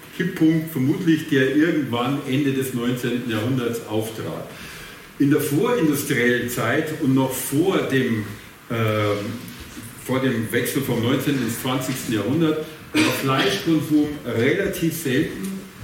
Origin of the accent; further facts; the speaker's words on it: Bavaria, Germany; accent: Bavarian; ich habe einen sehr starken bayerischen Akzent und ich komme aus dem ländlichen Bereich